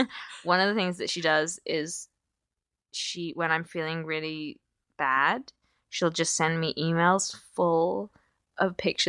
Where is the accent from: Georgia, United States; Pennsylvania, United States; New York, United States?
Pennsylvania, United States; Pittsburgh; moved away as an adult; now in California, United States; And you know, we moved to the States, and, you know, it's, and then I moved even further away. Like, yeah. I moved from Pittsburgh to California. My parents are still in Pittsburgh.